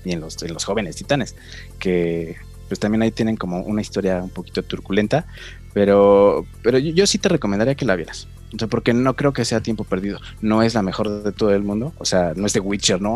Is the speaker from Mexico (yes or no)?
yes; Mexico; somos mexicanos